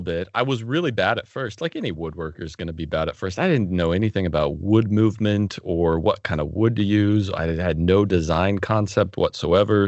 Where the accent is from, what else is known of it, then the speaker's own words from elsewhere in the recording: Arizona, United States; also born or lived in Oregon; when I was in fourth grade, we moved from Oregon to Arizona